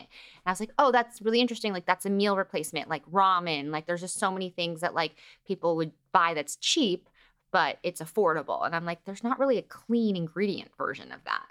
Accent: Los Angeles, California, United States; growing up in L A gives you a new layer of confidence

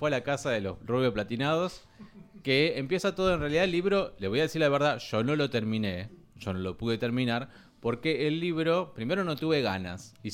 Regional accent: Spain; Somos españoles, nos apetece un pincho de tortillas.

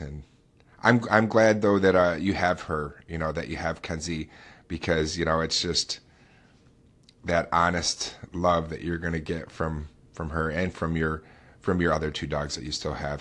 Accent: upstate New York, United States; I'm born and raised right here in upstate New York

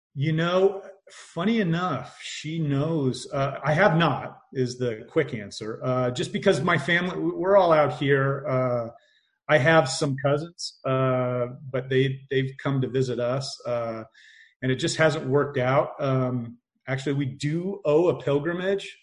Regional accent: Indiana, United States; I grew up in Indiana

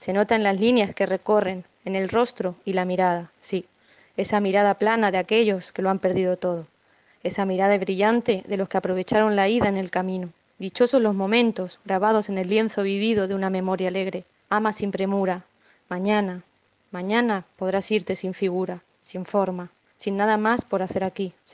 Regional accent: General Rodríguez, Buenos Aires Province, Argentina; de General Rodríguez, Argentina

